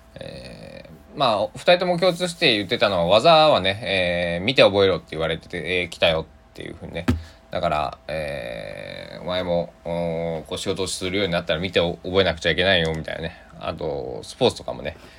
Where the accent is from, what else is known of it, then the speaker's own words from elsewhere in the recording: Kochi, Japan; 高知県の生まれなんで